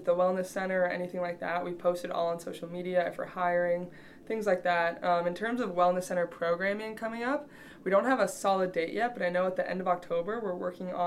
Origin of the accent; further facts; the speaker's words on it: Canada; also born or lived in Michigan, United States; now in Kearney, United States; I'm from Canada, but I came here from Eastern Michigan.